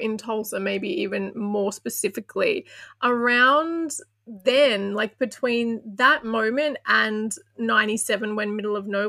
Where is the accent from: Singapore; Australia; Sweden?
Australia; I'm from Australia